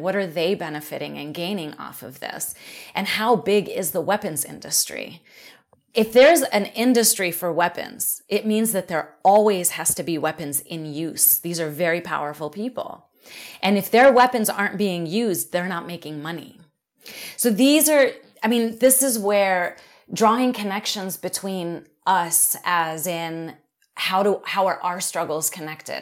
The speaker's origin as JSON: {"language": "English", "town": "Philadelphia", "region": "Pennsylvania", "country": "United States", "tie": "born or raised there", "said": "I grew up in Philly, um, I grew up in Black community"}